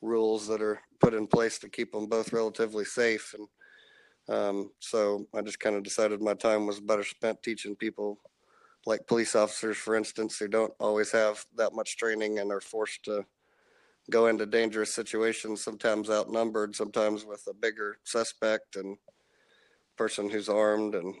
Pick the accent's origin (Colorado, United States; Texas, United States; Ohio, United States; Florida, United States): Texas, United States; Arlington; Arlington, Texas, which is my hometown that I grew up